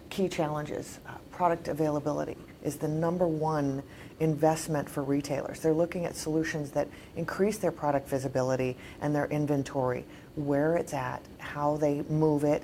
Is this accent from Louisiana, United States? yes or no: no; Alaska, United States; now in Dallas, United States; Well, Dez, I'm originally from Alaska. Wow. I've lived in 10 states. Currently, I reside in Dallas, Texas, uh, which is state number 10.